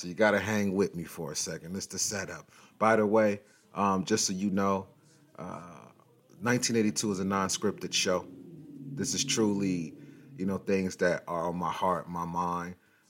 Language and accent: English; West Coast, United States; when I say gangster rap, and I'm from the West Coast